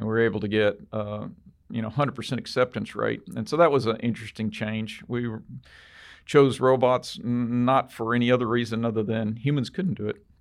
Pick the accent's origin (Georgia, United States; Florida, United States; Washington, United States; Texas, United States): Texas, United States; we're from Texas